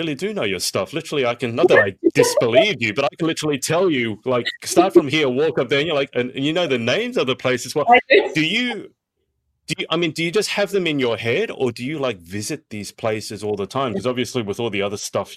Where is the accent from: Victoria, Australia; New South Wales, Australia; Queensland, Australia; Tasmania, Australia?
New South Wales, Australia; Sydney; my hometown of Sydney